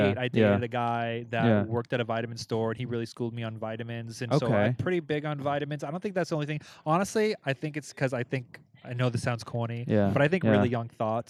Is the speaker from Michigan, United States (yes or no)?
no; New York, United States; moved away as an adult; now in Los Angeles, United States; am such a New Yorker